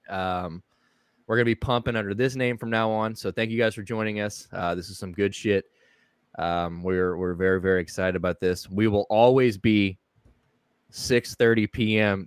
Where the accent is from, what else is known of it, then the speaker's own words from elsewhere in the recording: St. Louis, Missouri, United States; I am from St. Louis. We're all originally from St. Louis. Uh, I'm the only one that's still in St. Louis